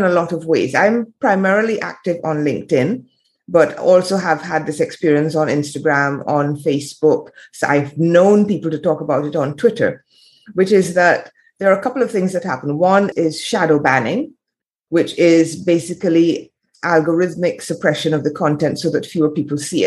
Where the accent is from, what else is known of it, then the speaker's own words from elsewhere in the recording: Barbados; moved away as an adult; also born or lived in England / France; I'm in Barbados now. I spent a lot of time in the Caribbean as a child. I grew up here. I was born in England.